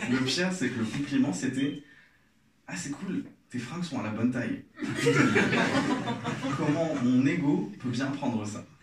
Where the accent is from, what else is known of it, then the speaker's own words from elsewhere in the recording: Algeria; Moi je suis algérien, euh, j'ai grandi en Algérie